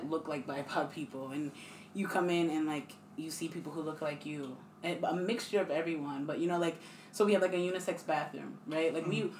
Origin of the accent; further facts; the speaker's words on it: East Hampton, United States; I was born and raised in East Hampton